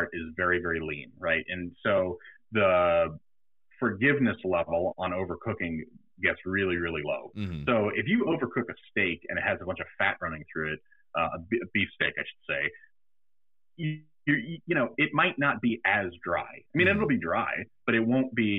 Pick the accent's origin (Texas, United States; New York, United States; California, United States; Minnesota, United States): New York, United States; I grew up in New York with a dad that was a New York City fireman